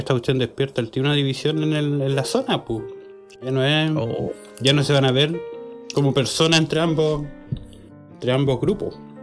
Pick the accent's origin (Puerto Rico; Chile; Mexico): Chile; Tomé, Biobío; En Tomé, mi tierra natal